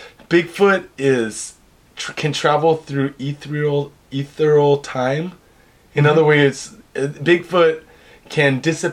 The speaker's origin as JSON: {"language": "English", "town": "Seattle", "region": "Washington", "country": "United States", "tie": "born or raised there", "moved": "yes", "lives_now": "Japan", "said": "I'm from Seattle"}